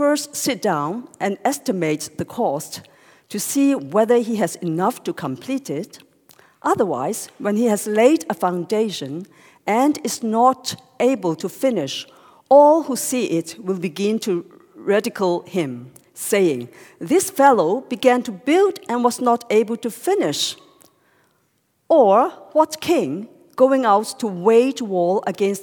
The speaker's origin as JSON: {"language": "English", "country": "Hong Kong", "tie": "born or raised there", "second_language": "English", "said": "I am born and grew up, in Hong Kong"}